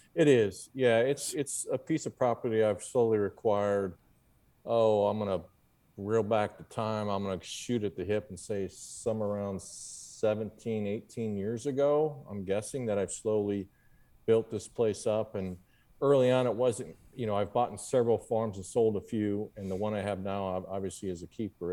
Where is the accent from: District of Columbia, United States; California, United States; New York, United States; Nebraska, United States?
Nebraska, United States; Papillion; I grew up, uh, just outside of Omaha in a suburb called Papillion, Nebraska